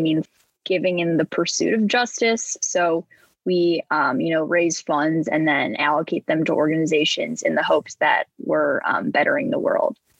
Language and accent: English; northern suburbs of Chicago, Illinois, United States; I'm from the northern suburbs of Chicago. I live around a half hour from the city